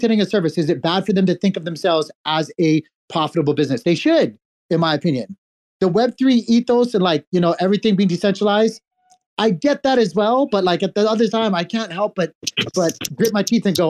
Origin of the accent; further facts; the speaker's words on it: United States; speaking as an American